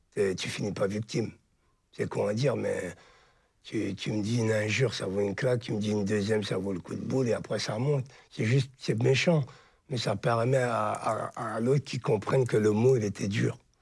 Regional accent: Charleville-Mézières, Grand Est, France; moved away as an adult; now in Paris, France; Je suis des Ardennes de Charleville-Mézières. J'ai passé jusqu'à mon bac scientifique.

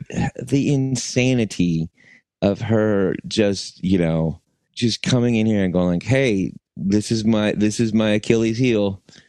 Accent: United States; I'm American. I'm an American man

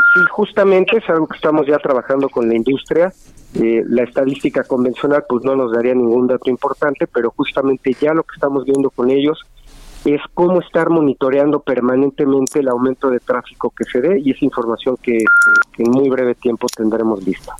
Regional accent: Mexico; como usuarios mexicanos

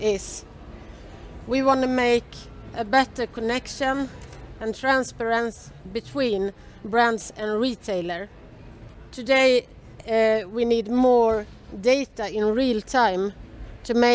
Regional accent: Sweden; I'm an entrepreneur from Sweden.

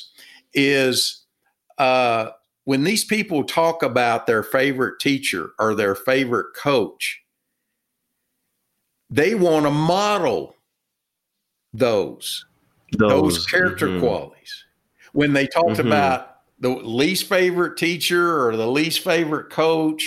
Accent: Texas, United States; I'm from Texas

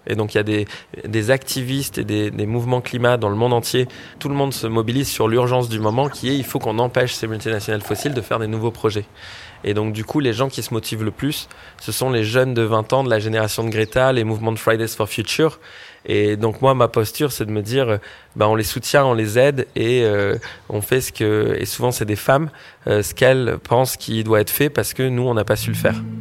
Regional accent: French Polynesia; now in Paris, France; en grandissant à Tahiti

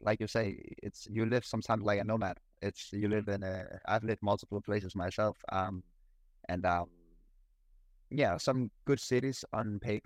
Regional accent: Denmark; moved away as an adult; also born or lived in Italy; now in Kuala Lumpur, Malaysia; I am from Denmark

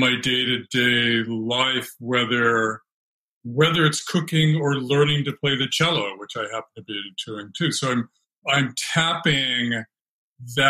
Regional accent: California, United States; also born or lived in Alaska; now in Brooklyn, United States; I grew up in California backpacking in the Sierra Nevada

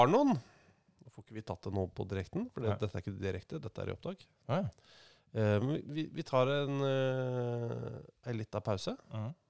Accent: Molde, Møre og Romsdal, Norway; born there; Jeg er født på Molde sykehus.

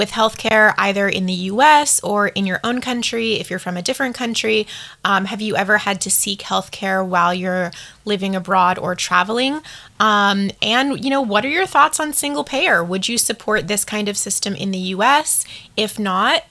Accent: United States; moved away as an adult; now in Taiwan; as an American, as a foreigner living here

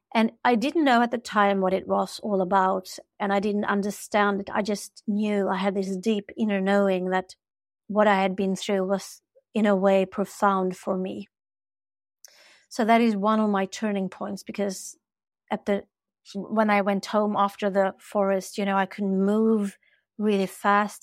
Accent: Sweden; I'm from Sweden. We have this culture here

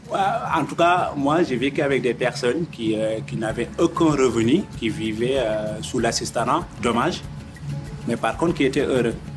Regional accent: Mauritania; also born or lived in Mali / Senegal; now in France; je viens de, la Mauritanie

